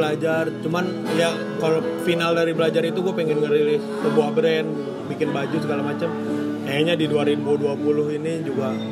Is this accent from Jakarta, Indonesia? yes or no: no; Tangerang, Banten, Indonesia; moved away as an adult; now in Bandung, Indonesia; gue domisili ya gue orang Tangerang gitu ke Bandung kan ngekos